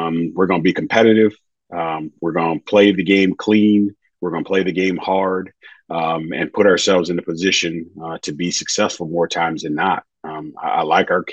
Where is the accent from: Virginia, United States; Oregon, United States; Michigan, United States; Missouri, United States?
Missouri, United States; St. Louis; I'm from St. Louis, big Cardinals